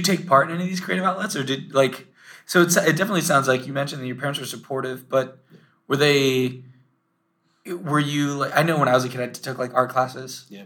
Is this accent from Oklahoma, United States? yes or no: no; Orlando, Florida, United States; also born or lived in Tampa, Florida; I grew up in Orlando, and then I went to school at University of South Florida, which is in Tampa